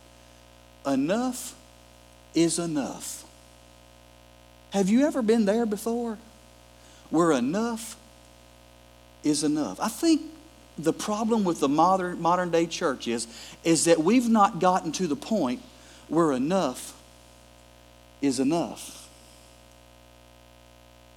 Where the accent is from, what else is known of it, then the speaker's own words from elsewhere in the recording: Gulf Coast, United States; moved away; I'm originally from the Gulf Coast.